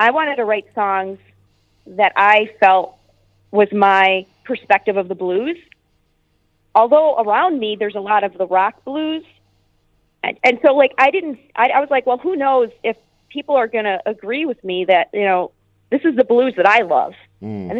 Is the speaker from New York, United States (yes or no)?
no; Chicago, Illinois, United States; we're both from Chicago